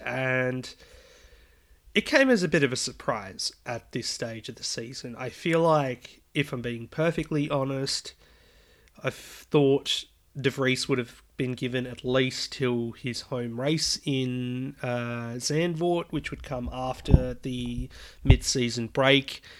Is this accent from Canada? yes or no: no; Australia; I'm Australian